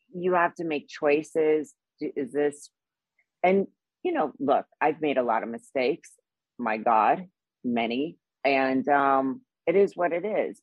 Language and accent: English; Midwest, United States; now in Los Angeles, United States; I grew up, you know, in the Midwest